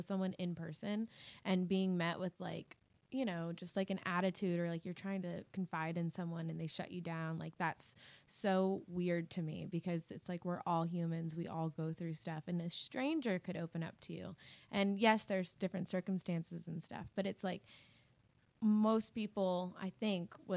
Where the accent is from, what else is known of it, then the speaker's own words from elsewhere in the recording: Hilton Head Island, South Carolina, United States; moved away; also born or lived in Charleston, South Carolina; I'm from Hilton Head Island, South Carolina.